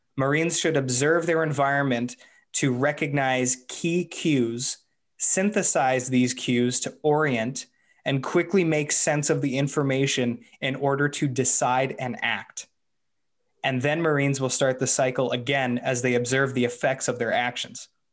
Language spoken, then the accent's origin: English; Canada; as a Canadian